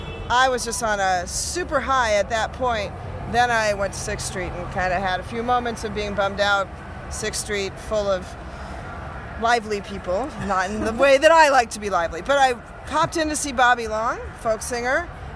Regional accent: Seattle, Washington, United States; moved away; my hometown.

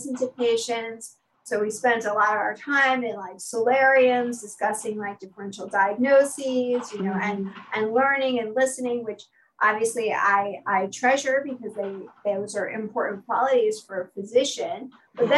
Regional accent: New York City, New York, United States; I'm a native New Yorker. I grew up in Brooklyn before Brooklyn was cool

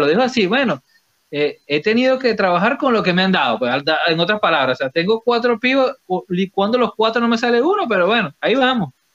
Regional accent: Venezuela; en Venezuela decimos cortanota

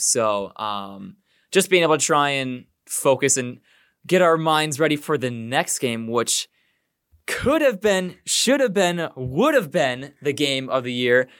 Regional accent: Illinois, United States; as we are from Illinois

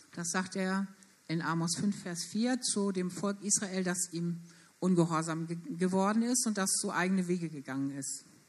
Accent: Germany; Wir als Deutsche

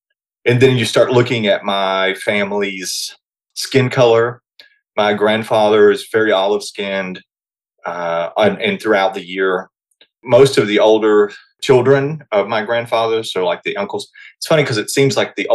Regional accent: Sneedville, Tennessee, United States; I grew up in Hancock County, Sneedville

